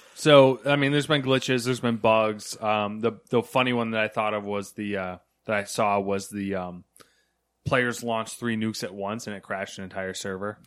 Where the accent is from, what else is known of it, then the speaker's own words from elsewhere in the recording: United States; We're in America here.